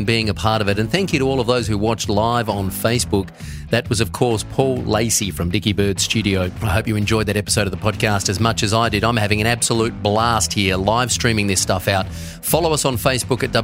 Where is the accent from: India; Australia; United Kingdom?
Australia; South Australia; also born or lived in Melbourne; up the river in my hometown of South Australia